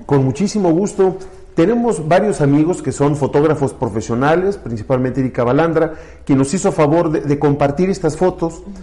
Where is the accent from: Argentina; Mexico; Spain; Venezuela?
Mexico; Santiago de Querétaro, Querétaro; me fui creciendo en aquel Querétaro, todavía muy chiquito